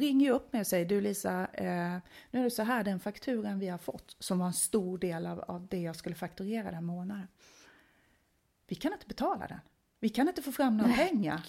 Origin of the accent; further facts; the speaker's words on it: Småland, Sweden; accent: skorrande R; now in Stockholm, Sweden; jag är född och uppvuxen nere i Småland